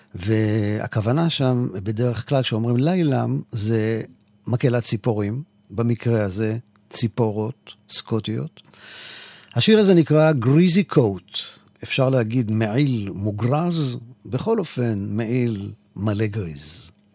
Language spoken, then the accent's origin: Hebrew; Israel; מישראל, כן, מישראל